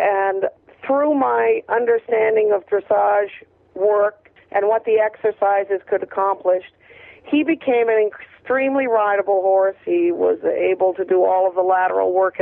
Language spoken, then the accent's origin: English; Maine, United States; I was a kid from Maine without money to pursue a major career